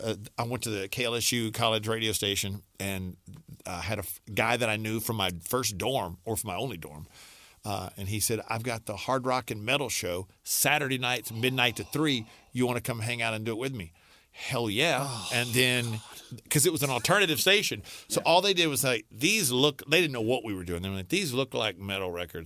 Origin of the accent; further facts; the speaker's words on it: Alexandria, United States; I went back to the radio station in my hometown in Alexandria.